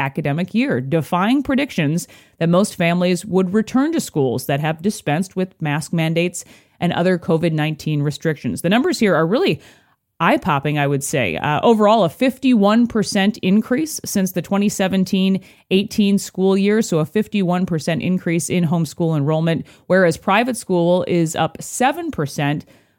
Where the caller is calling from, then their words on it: Minneapolis, Minnesota, United States; I'm joining you from the Minneapolis, Minnesota area.